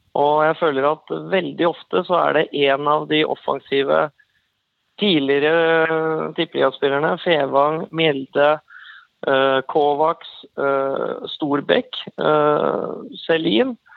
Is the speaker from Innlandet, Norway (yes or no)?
yes; Kongsvinger, Innlandet, Norway; jeg er jo opprinnelig fra Kongsvinger